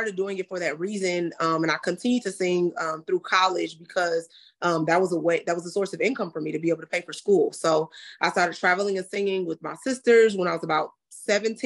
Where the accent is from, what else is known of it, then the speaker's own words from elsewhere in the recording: Inglewood, California, United States; also born or lived in Los Angeles County; I'm just a real girl from Inglewood, California, all of the other cities in LA County, because we lived a lot of places